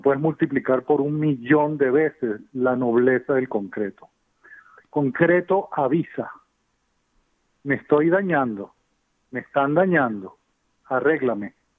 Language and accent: Spanish; Venezuela; moved away as an adult; also born or lived in Germany; now in United States; yo soy de Venezuela y estudié en Alemania